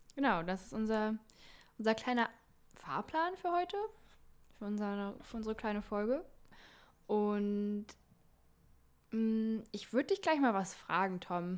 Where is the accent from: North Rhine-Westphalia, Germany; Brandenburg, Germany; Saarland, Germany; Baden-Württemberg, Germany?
Brandenburg, Germany; Eberswalde; aus Eberswalde, aus meiner Heimatstadt